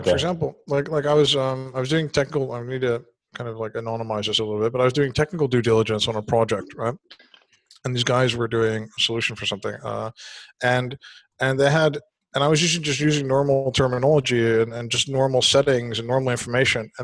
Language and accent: English; Netherlands; I'm from Holland